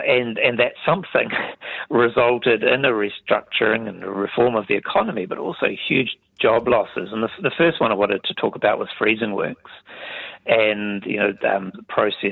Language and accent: English; Mapungi, southeast of Hamilton, Waikato, New Zealand; moved away; I grew up in Mapungi, which is southeast of Hamilton.